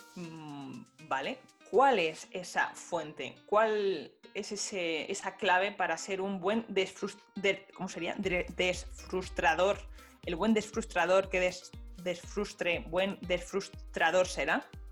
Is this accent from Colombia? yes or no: no; Spain; somos españoles